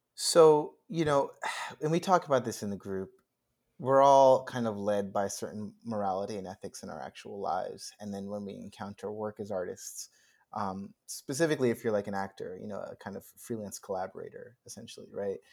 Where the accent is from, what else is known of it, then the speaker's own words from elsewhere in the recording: New York, United States; moved away as an adult; now in Los Angeles, United States; I grew up in New York, I went to high school across the street from Juilliard